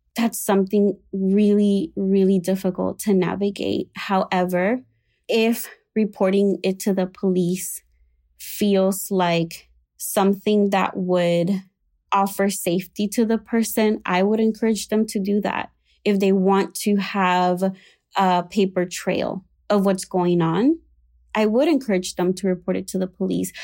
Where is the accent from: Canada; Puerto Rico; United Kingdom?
Puerto Rico; moved away as an adult; now in Chicago, United States; I was raised in Puerto Rico in an evangelical slash Pentecostal, uh, church